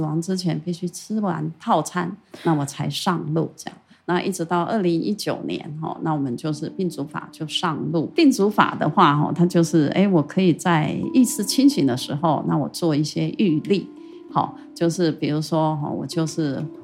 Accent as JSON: {"language": "Chinese", "town": "Taitung", "region": "Taitung County", "country": "Taiwan", "tie": "born or raised there", "also_born_or_lived": "Taipei", "moved": "as an adult", "said": "台东它其实本来就是我的故乡"}